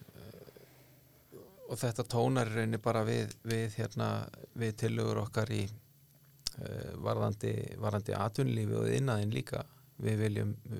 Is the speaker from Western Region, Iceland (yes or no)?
yes; south of Skarðsheiði, Western Region, Iceland; also born or lived in Árneshreppur, Strandir (ancestry); á mínum æskuslóðu sunna skarsiðar og þar, hérna, þar tóku aðri natvinni veið við uh, stóriðan kom